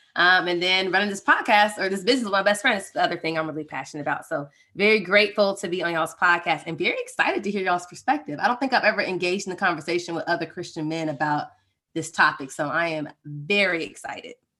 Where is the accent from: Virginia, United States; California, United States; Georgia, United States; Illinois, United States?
Georgia, United States; Atlanta; we're from Atlanta, we've been running the Rooted Life for almost two years now